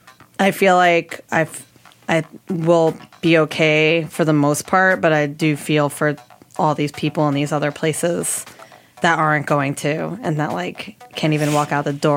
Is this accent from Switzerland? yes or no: no; New York, United States; where are you from? I'd be like, New York.